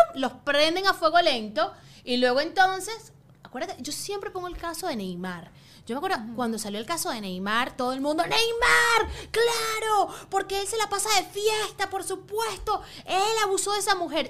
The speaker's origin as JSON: {"language": "Spanish", "country": "Venezuela", "tie": "born or raised there", "moved": "yes", "lives_now": "United States", "said": "en Venezuela, la gente pensaba que era chino y siempre me hicieron bullying"}